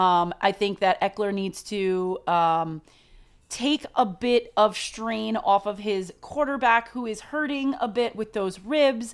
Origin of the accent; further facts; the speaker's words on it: New York, United States; we are from New York